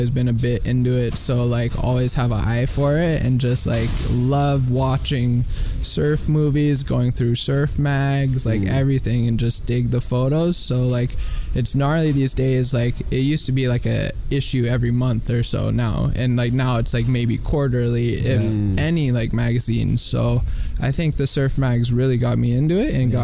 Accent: San Rafael, California, United States; moved away as an adult; also born or lived in Santa Cruz, California; now in Hawaii, United States; I moved from San Francisco. I grew up in San Francisco, California, just north in, like, San Rafael

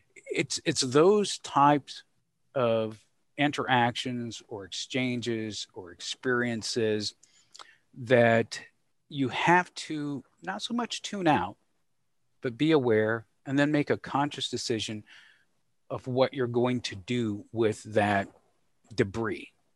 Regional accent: Georgia, United States; growing up in the South, thinking concretely about things that were discussed at the dinner table, interactions with mom and dad and some of the challenges. Uh, and, and by the South, I, uh, reference to the beautiful state of Georgia

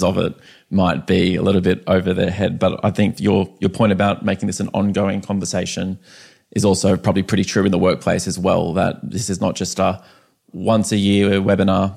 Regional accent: Canberra, Australian Capital Territory, Australia; we both grew up in Canberra

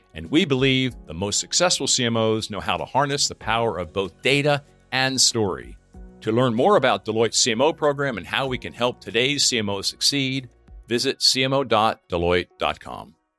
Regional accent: near Reading, Pennsylvania, United States; moved away; I grew up near Reading, Pennsylvania.

